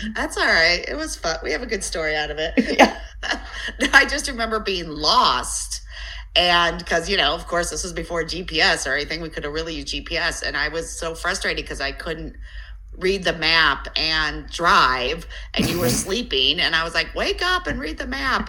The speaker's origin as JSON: {"language": "English", "town": "Elyria", "region": "Ohio", "country": "United States", "tie": "born or raised there", "said": "I grew up on the uh, west side of Cleveland, Elyria."}